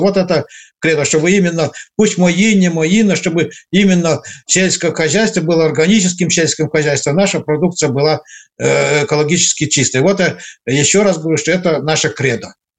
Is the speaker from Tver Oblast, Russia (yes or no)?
no; Arkhangelsk Oblast, Russia; я родом с Архангельской области